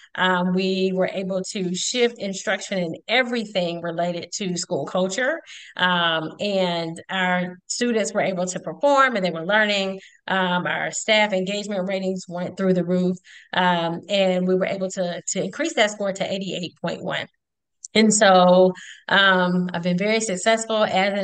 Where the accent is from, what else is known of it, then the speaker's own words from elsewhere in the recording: Conyers, Georgia, United States; When I grew up in Conyers, Georgia, during the 80s